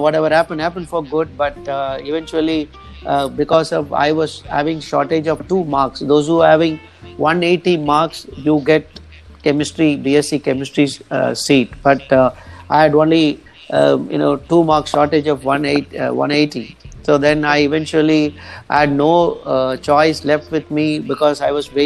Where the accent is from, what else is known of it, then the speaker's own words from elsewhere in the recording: Coimbatore, Tamil Nadu, India; also born or lived in Vellore; my schooling and till my graduation, I spent my time in Coimbatore.